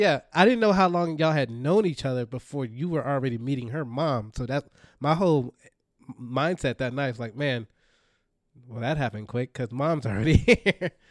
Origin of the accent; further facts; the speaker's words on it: Dallas, Texas, United States; moved away; also born or lived in Miami; I'm from Dallas.